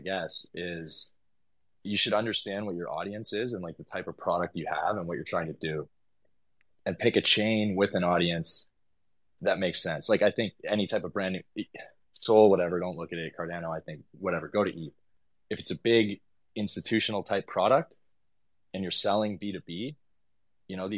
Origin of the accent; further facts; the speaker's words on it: Vancouver, British Columbia, Canada; moved away as an adult; also born or lived in Tofino, Canada; now in Portugal; I'm from Vancouver originally